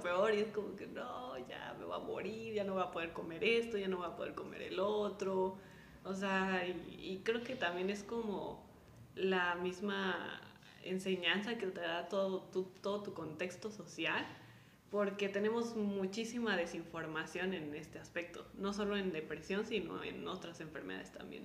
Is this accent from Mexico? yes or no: yes; Mexico; como mexicanos